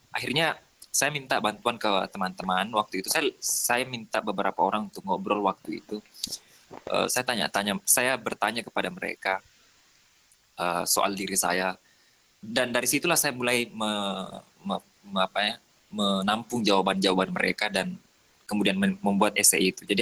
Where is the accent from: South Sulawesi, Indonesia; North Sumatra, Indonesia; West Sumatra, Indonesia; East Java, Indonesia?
South Sulawesi, Indonesia; Soppeng; now in Makassar, Indonesia; Saya tinggal di Makassar. Hmm. Saya berasal dari Kabupaten Sopeng itu 4 jam dari Makassar.